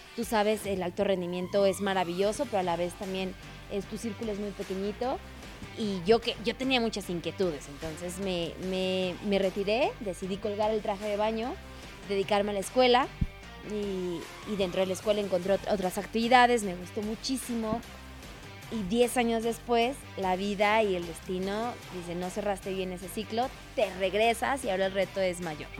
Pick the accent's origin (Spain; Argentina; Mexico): Mexico; como buen mexicano